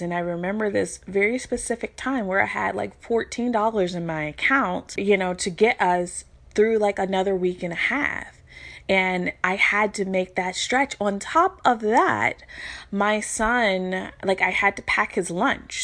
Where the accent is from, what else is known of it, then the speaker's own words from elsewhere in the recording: Louisville, Kentucky, United States; moved away as an adult; now in Virginia Beach, United States; I'm from Louisville, Kentucky. I currently live in Virginia Beach